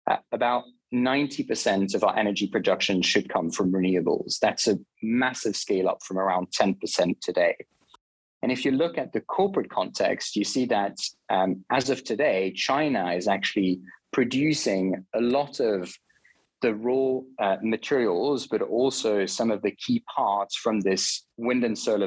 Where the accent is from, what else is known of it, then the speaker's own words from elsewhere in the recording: Switzerland; I'm originally from Switzerland. I grew up there